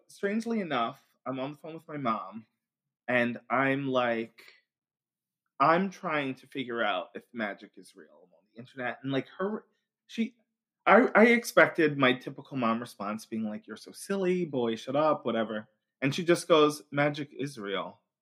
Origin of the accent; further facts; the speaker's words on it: Long Island, New York, United States; now in Brooklyn, United States; I'm from Long Island, New York originally, now living in Brooklyn